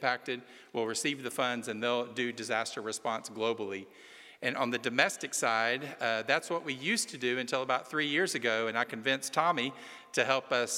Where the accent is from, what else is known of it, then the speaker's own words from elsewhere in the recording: just outside of Chattanooga, Tennessee, United States; I'm from Tennessee. I'm from just outside of Chattanooga